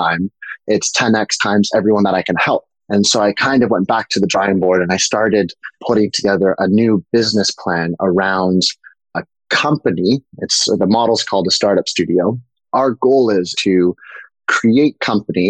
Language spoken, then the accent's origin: English; New York, United States; also born or lived in Canada; I grew up in New York. I'm originally Canadian, but we grew up in New York